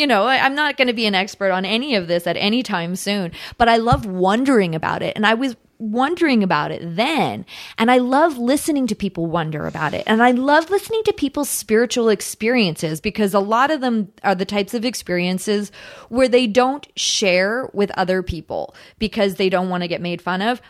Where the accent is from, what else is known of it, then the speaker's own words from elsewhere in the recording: Victoria, British Columbia, Canada; also born or lived in Ottawa, Ontario; now in Los Angeles, United States; I was born in Victoria, British Columbia, up, up island